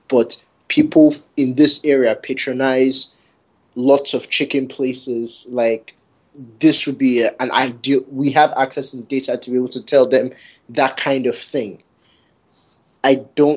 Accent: Canada; Growing up in Canada

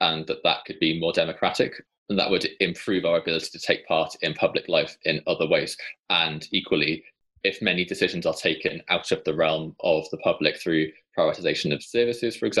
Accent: Wales, United Kingdom; as a Welsh person

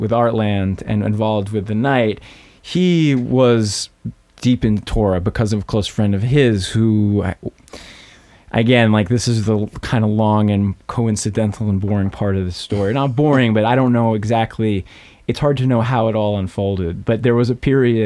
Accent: Boston, Massachusetts, United States; moved away as an adult; also born or lived in New York; now in Queens, New York, United States; Boston, suburbs of Boston

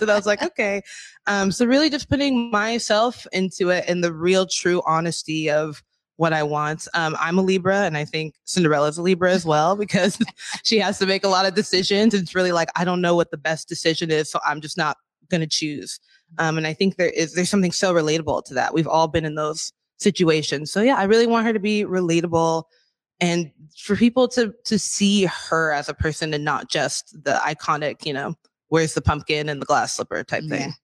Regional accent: Des Moines, Washington, United States; I'm a born and raised in Washington oh, from the South, from Des Moines, Kent area.

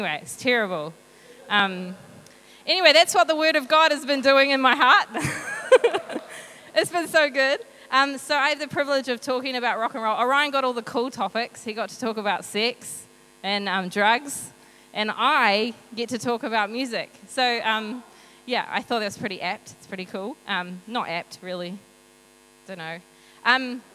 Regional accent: Hastings, Hawke's Bay, New Zealand; I grew up in Hawke's Bay in Flaxmere.

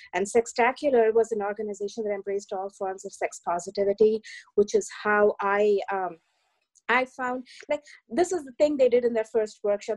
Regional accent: India; now in New York, United States; I grew up in India in uh, the you know in the early 1980s

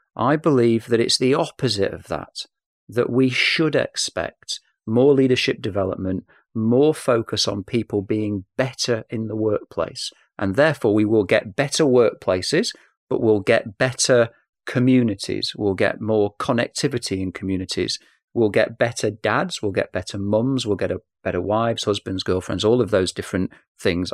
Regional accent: Manchester, North West England, United Kingdom; accent: English; I am from Manchester, so police interviews were a part of my youth

